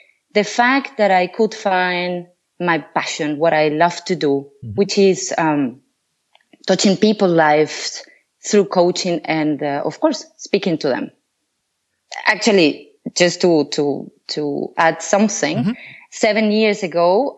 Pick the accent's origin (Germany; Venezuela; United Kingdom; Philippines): Venezuela; moved away as an adult; now in Switzerland; I come from Venezuela